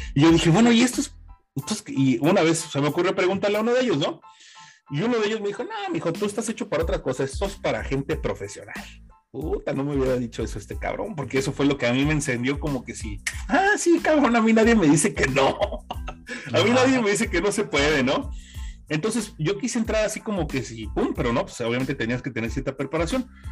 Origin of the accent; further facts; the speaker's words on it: Mexico City, Mexico; yo soy originario de la Ciudad de México